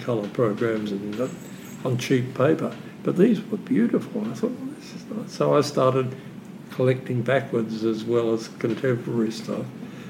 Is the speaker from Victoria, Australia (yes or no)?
yes; Melbourne, Victoria, Australia; also born or lived in London; I was born in London. Right. And but I grew up in Melbourne.